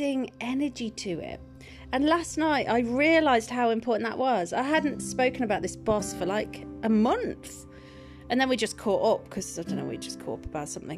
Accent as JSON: {"language": "English", "area": "Welsh", "region": "Wales", "country": "United Kingdom", "said": "I'm Welsh"}